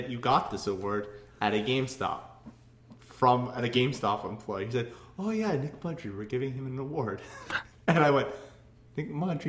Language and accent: English; Ireland; That was a pun. Irish. Because I'm fucking Irish, so.